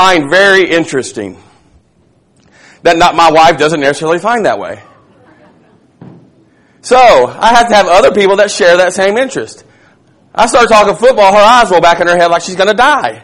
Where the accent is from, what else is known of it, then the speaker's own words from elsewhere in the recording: Tom Bean, Texas, United States; I'm from Little Tom Bean, Texas.